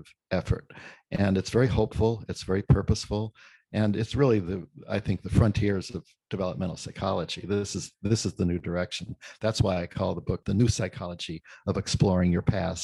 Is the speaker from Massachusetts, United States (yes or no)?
yes; Brockton, Massachusetts, United States; I grew up in Brockton, Massachusetts, the only son of an abandoned woman in not very advantaged circumstances